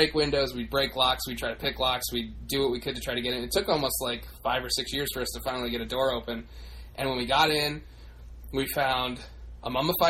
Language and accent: English; Maryland, United States; now in Massachusetts, United States; when I grew up in Maryland